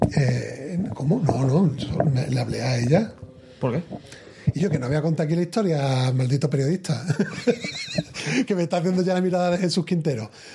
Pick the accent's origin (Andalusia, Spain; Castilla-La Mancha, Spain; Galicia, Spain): Andalusia, Spain; Seville; yo de Sevilla